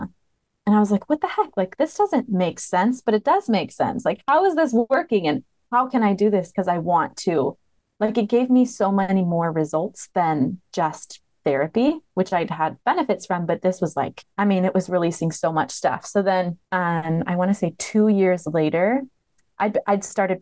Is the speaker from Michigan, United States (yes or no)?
yes; Michigan, United States; also born or lived in Montana / Hawaii; now in Alabama, United States; I've lived in Montana. I've lived in Hawaii, but I'm from Michigan. That's where I was raised.